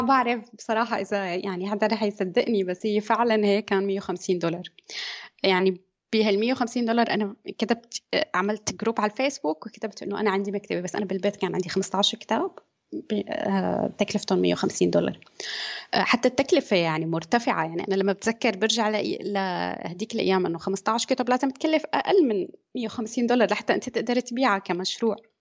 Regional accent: Syria; moved away as an adult; now in Germany; أنا من سوريا آه، عمري 30 سنة آه، درست بسوريا هندسة مدنية

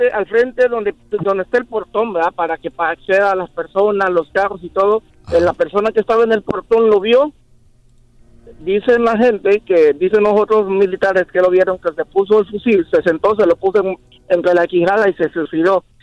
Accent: Honduras; moved away; En mi país, Honduras, yo soy de Honduras.

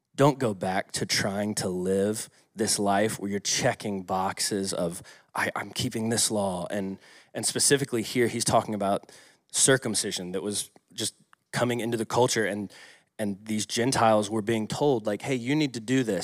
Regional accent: Atlanta, Georgia, United States; moved away; I grew up in Atlanta

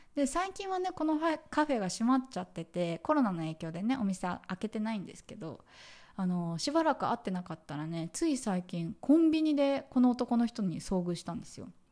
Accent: Tokyo, Japan; moved away as an adult; now in Vietnam; 東京生まれ東京育ち

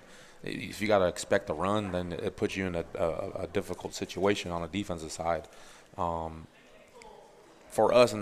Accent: California, United States; I'm from California

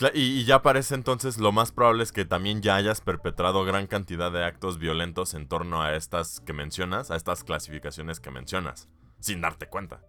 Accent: Mexico

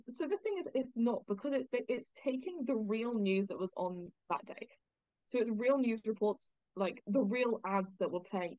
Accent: London, United Kingdom; born or raised there

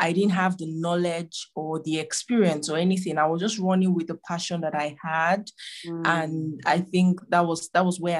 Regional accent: Abia, Nigeria; now in Abuja, Nigeria; I'm from Nigeria, but in another state called Abia State.

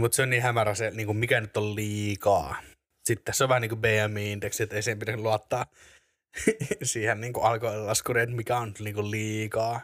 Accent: Espoo, Uusimaa, Finland; also born or lived in Korso, Vantaa; now in Helsinki, Finland; Mä sy- synnyin, synnyin Korsossa. Sitten tota, asustelin vähän siellä täällä PK-seutua. Ja sitten tämän niin kuin, koko peruskoulun ja lukion niin asuin Espoossa

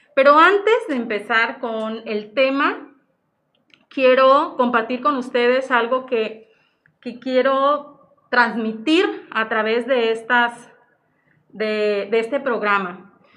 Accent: Zihuatanejo, Guerrero, Mexico; aquí radico en Cihuatanejo, de aquí soy, de Cihuatanejo

